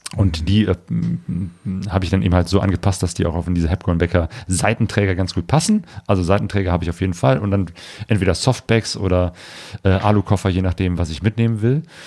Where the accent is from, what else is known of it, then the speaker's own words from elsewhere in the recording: Ruhr area, North Rhine-Westphalia, Germany; ich komme aus dem Ruhrgebiet